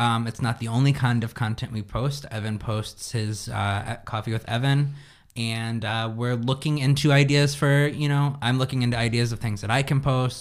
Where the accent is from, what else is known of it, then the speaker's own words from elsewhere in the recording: United States; as an American